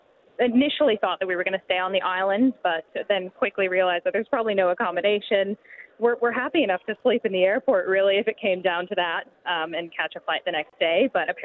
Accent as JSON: {"language": "English", "country": "United States", "said": "I'm from the States."}